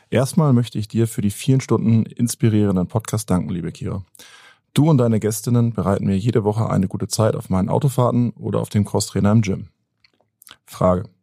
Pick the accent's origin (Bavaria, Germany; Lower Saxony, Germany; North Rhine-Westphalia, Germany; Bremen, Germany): North Rhine-Westphalia, Germany; Cologne; aber als äh, Kölsche ja, Kölsches Urgestein, was den Karneval betrifft